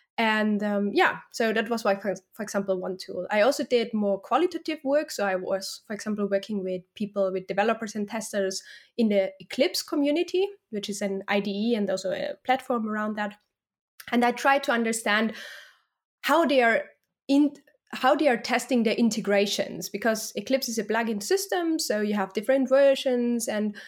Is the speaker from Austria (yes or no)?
yes; Austria; moved away; Yeah, well, so I'm originally from Austria, and then I lived in London for some time. Then I moved to the Netherlands.